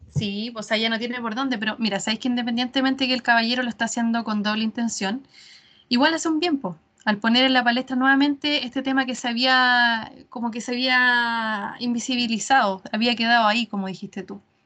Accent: Chile; nosotros como chilenos

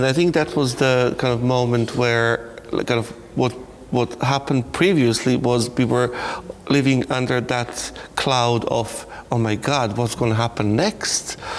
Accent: Belgrade, Serbia; moved away as an adult; now in Ireland; I am originally from Belgrade, and I can say former Yugoslavia, but I more often decide to say East only Yugoslavia. So I put the former in brackets, as that concept of the country I was born in still lives on

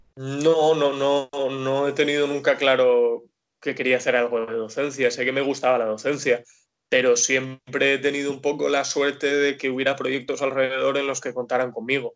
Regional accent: Dénia, Valencian Community, Spain; also born or lived in Alicante; yo soy de Denia, vivo y trabajo ahora mismo en Denia

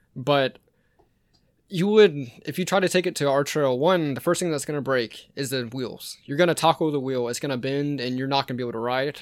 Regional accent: Rincon, Georgia, United States; also born or lived in Savannah, Georgia; I'm from Savannah, Georgia originally, but I lived out in Rincon most of my life.

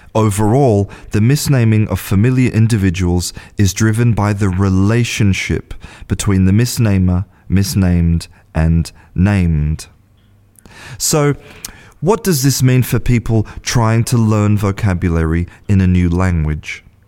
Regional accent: Australia; moved away as an adult; now in Spain; I was born in Australia and I'm an English teacher

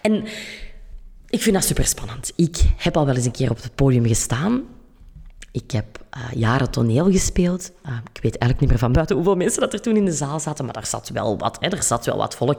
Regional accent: Kempen, Flanders, Belgium; accent: Kempisch; dat je af en toe mijn Kempisch accent erdoor gaat horen

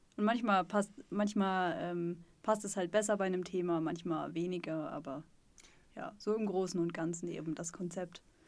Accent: Sauerland, North Rhine-Westphalia, Germany; now in Stuttgart, Germany; ich komme eigentlich aus Nordrhein-Westfalen, aus dem Sauerland, aus dem Wald, aus dem tiefen Dorf.

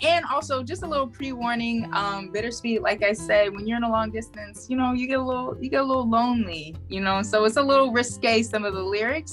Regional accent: Maplewood, New Jersey, United States; also born or lived in Boston; I was born in Maplewood, New Jersey.

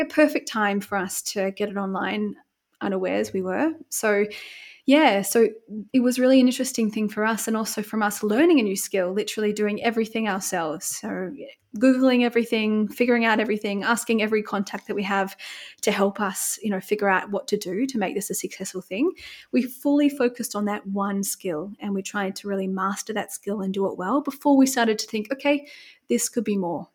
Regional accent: Bermagui, New South Wales, Australia; moved away as an adult; now in Munich, Germany; I'm originally from Australia, so a very small town called Bermagui, which is south of Sydney

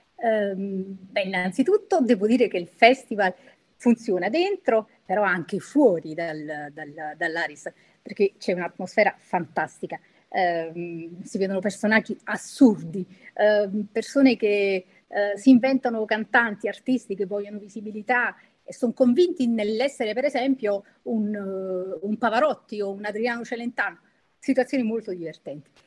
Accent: Naples, Campania, Italy; sono napoletana

